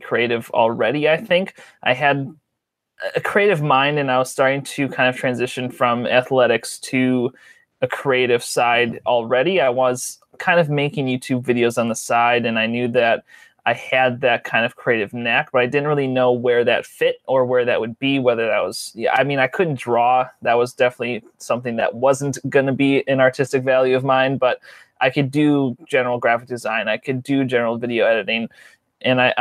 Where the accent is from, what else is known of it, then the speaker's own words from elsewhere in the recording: Port Washington, Wisconsin, United States; I was born and lived in my whole life and currently live about 25 miles north of the city of Milwaukee in a town called Port Washington. Grew up there my whole life